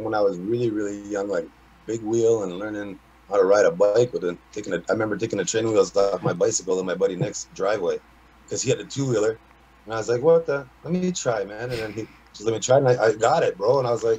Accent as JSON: {"language": "English", "town": "Hamilton", "region": "Ontario", "country": "Canada", "tie": "born or raised there", "said": "Oh, I grew up, I've been born and raised in Hamilton. Fair. East End, around the same wall my whole life. I grew up in front of this on Fraser Street. We lived in two houses in front of the mall."}